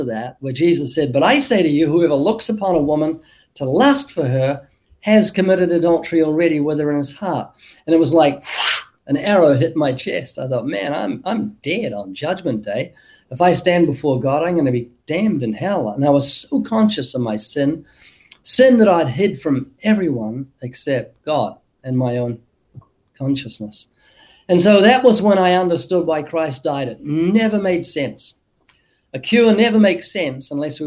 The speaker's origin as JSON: {"language": "English", "country": "New Zealand", "tie": "born or raised there", "moved": "as an adult", "lives_now": "United States", "said": "I was born twice in New Zealand, been living in the U.S. for 32 years, I think, but originally from New Zealand"}